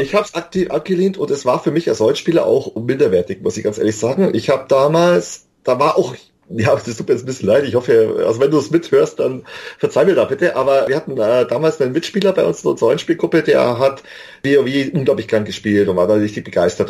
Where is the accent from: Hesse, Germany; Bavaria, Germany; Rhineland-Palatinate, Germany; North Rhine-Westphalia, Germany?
Bavaria, Germany; Ich komme vom Land aus Bayern